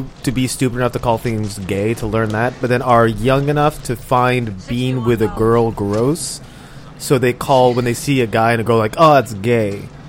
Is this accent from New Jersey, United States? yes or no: no; Orange County, California, United States; I'm from Orange County.